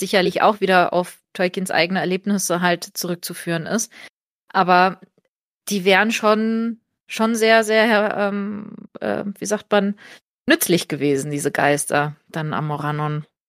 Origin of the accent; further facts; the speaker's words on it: Portugal; now in Germany; ich bin in Portugal aufgewachsen